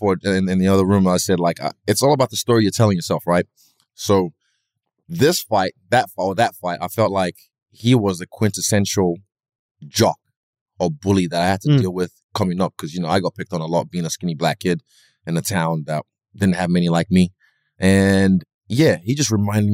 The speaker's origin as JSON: {"language": "English", "country": "Nigeria", "said": "I'm Nigerian"}